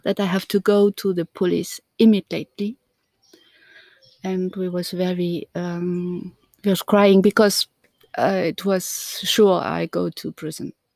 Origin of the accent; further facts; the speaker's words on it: East Germany, Germany; English is a second language; moved away as an adult; now in France; I'm coming from Germany. I was born there in East Germany. And I left East Germany uh, when I was 20